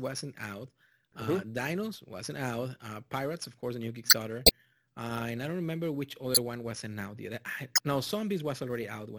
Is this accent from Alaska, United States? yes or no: no; Texas, United States; also born or lived in Mexico; I come from Mexico, and even if I grew up in South Texas, it's literally Mexico.